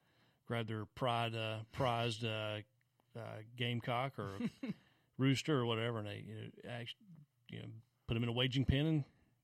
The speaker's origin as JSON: {"language": "English", "region": "South Carolina", "country": "United States", "tie": "born or raised there", "said": "my beloved state of South Carolina, my home state."}